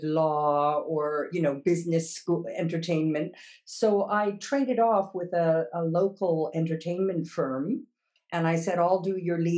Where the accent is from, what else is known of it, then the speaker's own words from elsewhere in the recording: Montreal, Quebec, Canada; first language English; moved away as an adult; also born or lived in Toronto / Kingston; now in Amsterdam, Netherlands; I was born in Montreal and initial university there, but then switched to Toronto and Kingston. So I began in Montreal, then Toronto